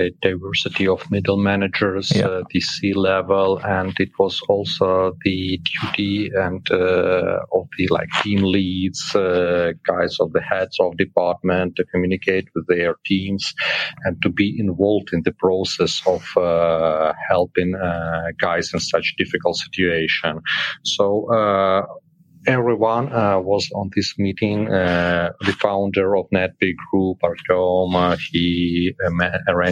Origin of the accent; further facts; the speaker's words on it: Kharkiv, Kharkiv Oblast, Ukraine; English is a second language; moved away as an adult; also born or lived in western Ukraine; The second biggest office is in Kharkiv. It's my native city, and I had to relocate from Kharkiv